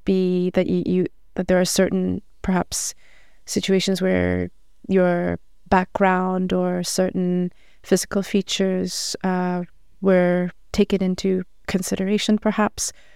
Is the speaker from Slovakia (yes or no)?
no; Montreal, Quebec, Canada; now in Ottawa, Canada; I'm from Montreal